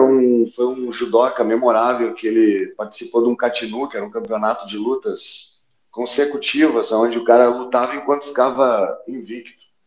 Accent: Porto Alegre, Rio Grande do Sul, Brazil; now in Rio de Janeiro, Brazil; quando eu saí de Porto Alegre

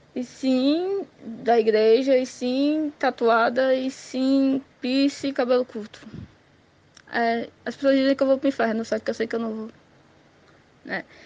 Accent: Ceará, Brazil; also born or lived in Caucaia, Ceará; eu sou cearense. Eu moro na cidade de Calcaia, Ceará.

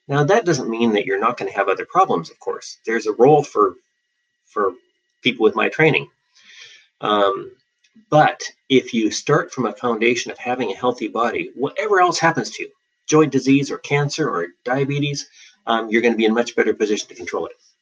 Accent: Western Australia, Australia; moved away as an adult; also born or lived in Seattle, Washington, United States; now in Portland, United States; I was born in Seattle and raised in Western Australia, um, where I did all my education, and uh, and came back to Portland.

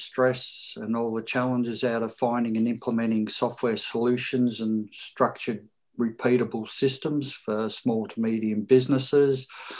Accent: Melbourne, Victoria, Australia; I'm also from Melbourne, Australia. I'm a business systems consultant.

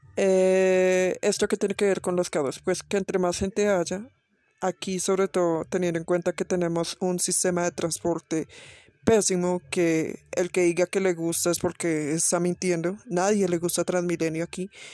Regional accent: Bogotá, Colombia; en mi ciudad, Bogotá

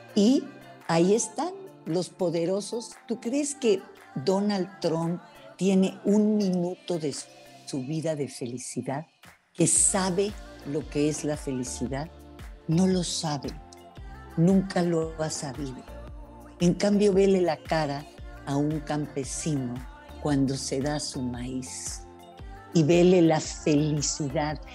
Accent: Yucatán, Mexico; yo nací en Yucatán

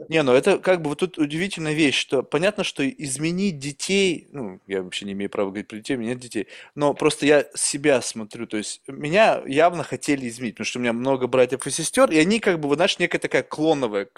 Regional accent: Russia; first language Russian; now in United States; я родился в России

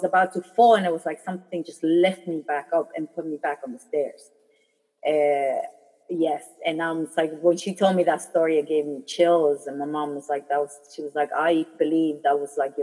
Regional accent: Germany; also born or lived in Philippines; when I was born in the Philippines, as soon as I was born, we moved to Germany

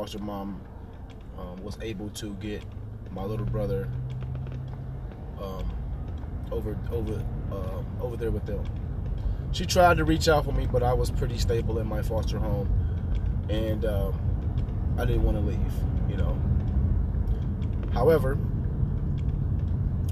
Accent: Cleveland, Ohio, United States; also born or lived in Columbus, Ohio; I was born in Columbus, Ohio, and raised in Cleveland. I moved to Cleveland when I was about 11 years old

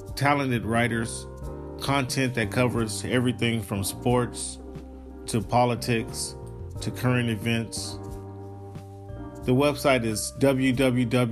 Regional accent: Seattle, Washington, United States; I'm from Seattle

